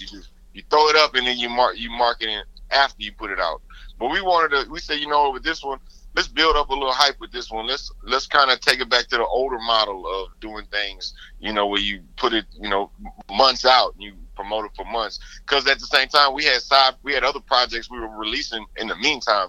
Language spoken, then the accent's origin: English; Houston, Texas, United States; growing up in Houston